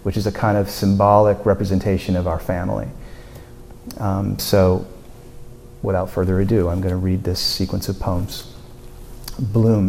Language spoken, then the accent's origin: English; Burlington, Vermont, United States; I grew up in Burlington.